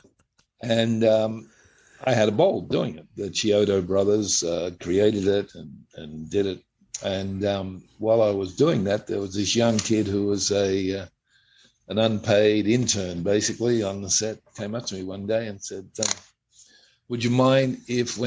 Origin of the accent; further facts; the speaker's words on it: Australia; I'm an Australian